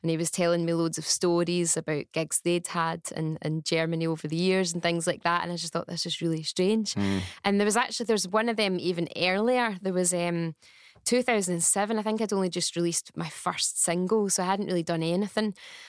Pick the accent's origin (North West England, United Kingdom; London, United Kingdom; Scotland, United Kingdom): Scotland, United Kingdom; Bishopbriggs; I'm from Bishopbriggs. Aye. And I was still living in Bishopbriggs at the time as well.